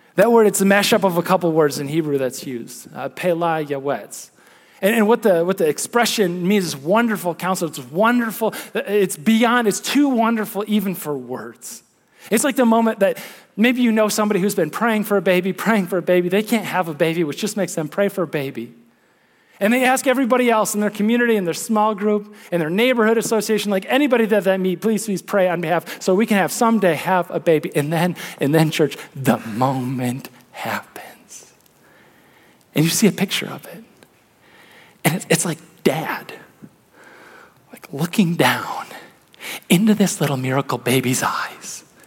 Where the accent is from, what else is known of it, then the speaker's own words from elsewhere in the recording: Midwest, United States; as a Midwesterner